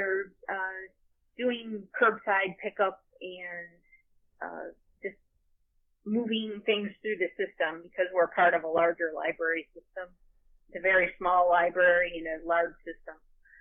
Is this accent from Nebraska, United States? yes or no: no; Rochester, New York, United States; I grew up in the portion of the city that's northernmost, and it had been its own town at one time, called Charlotte, which is spelled Charlotte, but it's Charlotte.